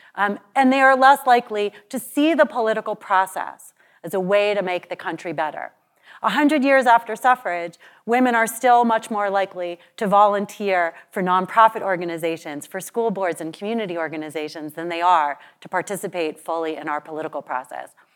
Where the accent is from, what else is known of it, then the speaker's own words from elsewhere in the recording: New York, United States; the great state of New York, my home state